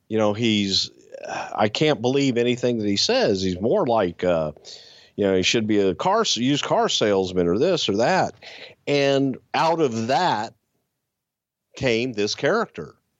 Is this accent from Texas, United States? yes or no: yes; Texas, United States; I am from the South. I am from Texas